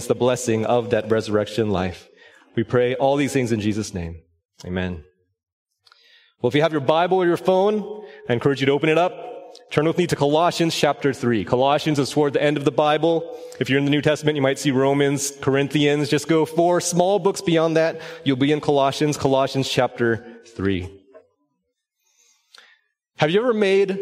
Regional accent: Orange County, Southern California, United States; moved away as an adult; also born or lived in Los Angeles County, California; now in Collin County, Texas, United States; My wife Stephanie and I were born and raised in Southern California

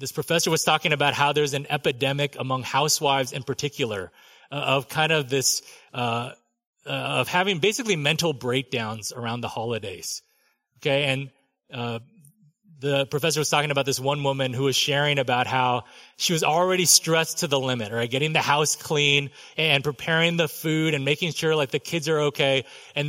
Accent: Southern California, United States; I grew up in Southern California

